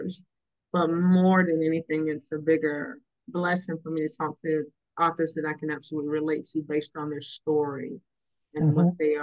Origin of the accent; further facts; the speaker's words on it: North Carolina, United States; I grew up in North Carolina